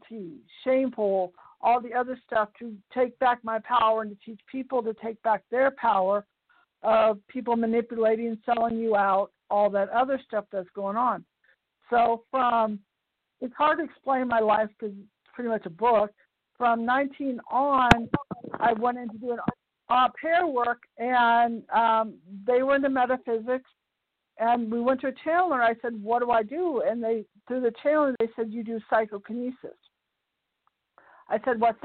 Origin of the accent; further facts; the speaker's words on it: Piedmont, California, United States; I grew up in Piedmont, California